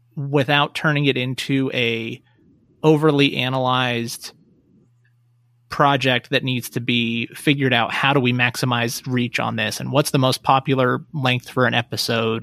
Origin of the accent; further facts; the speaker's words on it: Reno, Nevada, United States; also born or lived in Las Vegas / Portland / San Francisco Bay Area; I grew up, born and raised in Reno, uh, but I moved away when I went to college